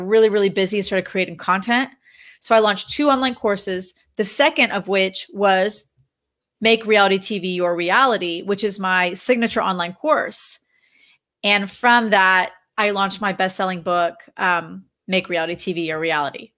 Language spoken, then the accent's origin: English; Dallas, Texas, United States; moved away as an adult; also born or lived in Los Angeles, California; my husband and I relocated back to my hometown of Dallas, Texas.